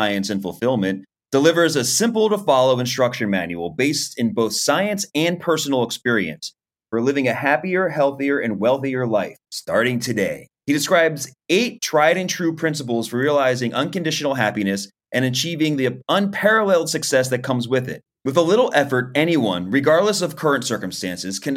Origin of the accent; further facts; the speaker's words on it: Philadelphia, Pennsylvania, United States; I'm from Philly